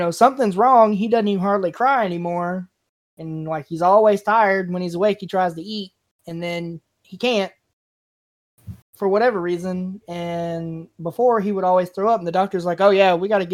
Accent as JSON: {"language": "English", "region": "Kentucky", "country": "United States", "said": "I'm from Kentucky"}